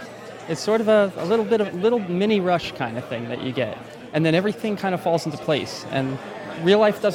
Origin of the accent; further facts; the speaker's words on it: Hillsborough, New Jersey, United States; I'm from Hillsborough, New Jersey, and I'm a software engineer.